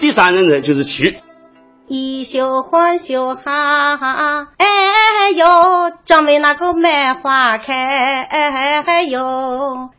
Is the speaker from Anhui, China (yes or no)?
yes; Huizhou, Anhui, China; accent: Huizhou dialect; 我们原先的徽州方言